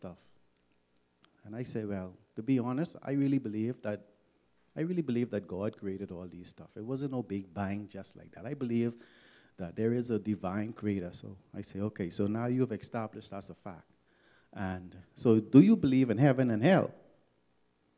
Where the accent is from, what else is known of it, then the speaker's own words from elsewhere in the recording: Nassau, New Providence, Bahamas; I grew up in Nassau, Bahamas